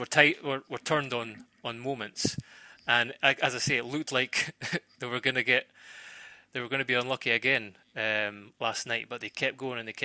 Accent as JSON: {"language": "English", "region": "Scotland", "country": "United Kingdom", "said": "I'm a Scotsman"}